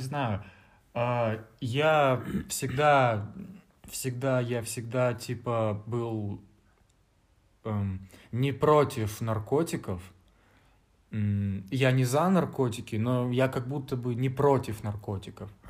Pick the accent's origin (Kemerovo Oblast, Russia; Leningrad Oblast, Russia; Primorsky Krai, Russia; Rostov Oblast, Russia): Primorsky Krai, Russia; Vladivostok; moved away as an adult; now in Novosibirsk, Russia; я, ну, типа из другого города приехал, я из Владивостока